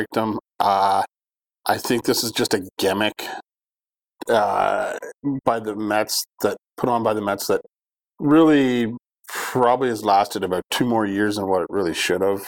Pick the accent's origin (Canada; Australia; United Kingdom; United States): Canada; as a Canadian